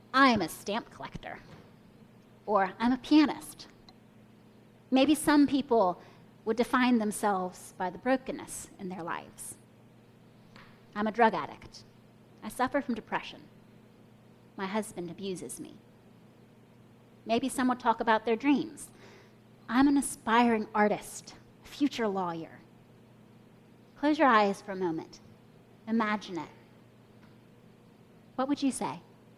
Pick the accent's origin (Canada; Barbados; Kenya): Kenya; born there; also born or lived in United States; I was born in Kenya, but I'm an American citizen. Well, we moved back and forth between Kenya and the U.S., but my parents are from the U.S.